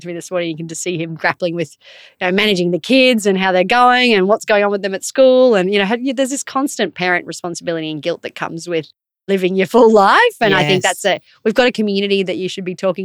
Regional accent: North Queensland, Australia; growing up in North Queensland

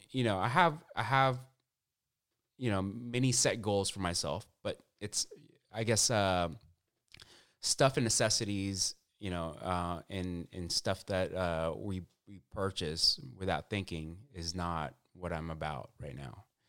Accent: Orange County, California, United States; I grew up in Orange County

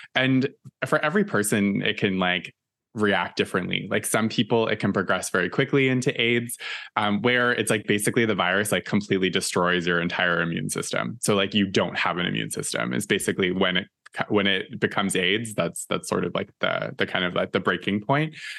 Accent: East Coast, Canada; moved away as an adult; now in Toronto, Canada; all of us growing up in the East Coast

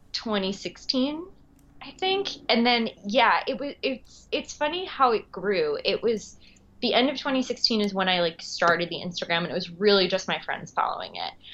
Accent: Long Island, New York, United States; also born or lived in Queens, New York; I'm originally from Long Island, uh, and I live in Queens now

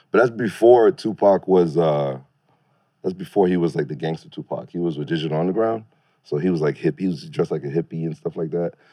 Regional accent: Brooklyn, New York, United States; born there; Yeah, I was born in Brooklyn, and then of course where he's like his

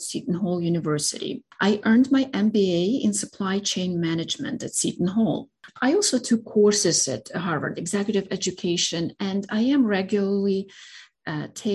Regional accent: Rohatyn, Ivano-Frankivsk Oblast, Ukraine; English is a second language; moved away as an adult; also born or lived in Chernivtsi, Ukraine; now in United States; I was born and grew up in Rohatyn, an ancient Ukrainian town in Ivano-Frankivsk region

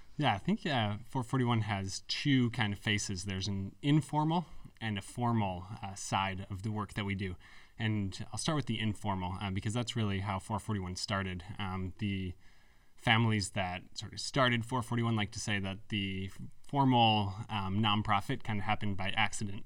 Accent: Canandaigua, New York, United States; also born or lived in Philadelphia; I grew up in Canandaigua, New York

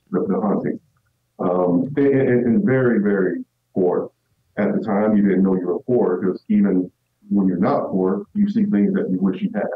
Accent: South Georgia, United States; growing up in South Georgia, and I mean deep South Georgia

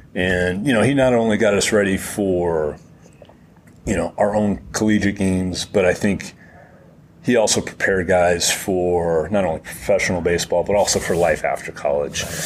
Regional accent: Massachusetts, United States; I'm from Massachusetts

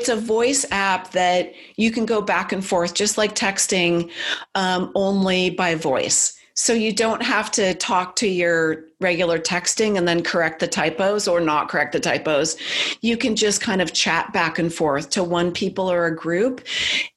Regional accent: Silicon Valley, California, United States; I grew up in Silicon Valley

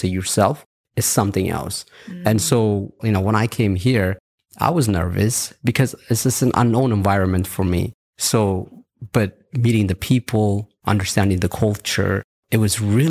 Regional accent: Las Vegas, Nevada, United States; English is a second language; also born or lived in Ethiopia; now in Dubai, United Arab Emirates; I was born in Ethiopia, and I left Ethiopia when I was 10 years old to Las Vegas. So my life has been in Las Vegas all this time

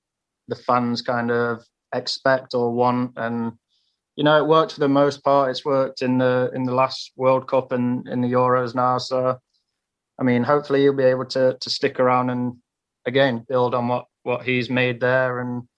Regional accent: United Kingdom; at the minute we're British guys and we want to push each other to elevate our game. So we've got a good group here in Nottingham

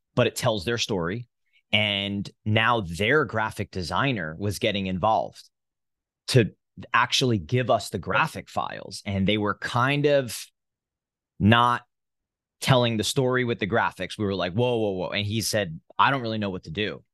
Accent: New Jersey, United States; moved away; I'm from New Jersey, born and raised

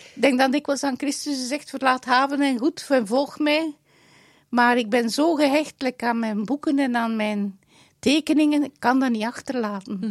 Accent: Dendermonde, Flanders, Belgium; moved away; Dendermonde, mijn geboortestad.

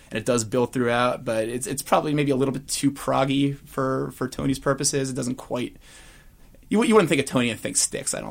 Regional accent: United Kingdom; immediately out by virtue of being British

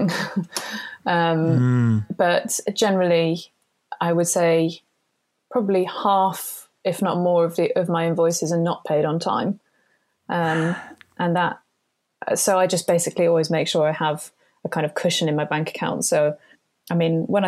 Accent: United Kingdom; I'm British

